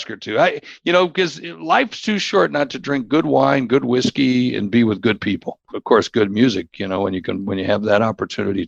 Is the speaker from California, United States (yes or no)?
no; Warner Robins, Georgia, United States; growing up in Warner Robins, Georgia, down at the trailer park where I grew up